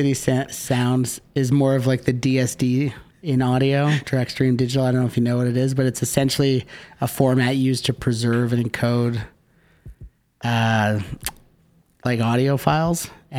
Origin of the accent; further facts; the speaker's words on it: Canada; we're Canadian.